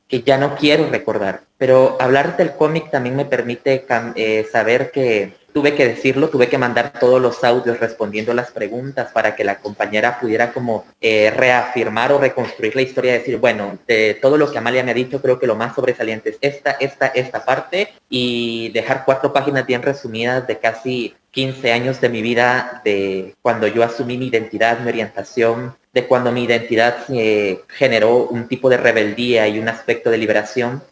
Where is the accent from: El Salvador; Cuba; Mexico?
El Salvador; que soy del Salvador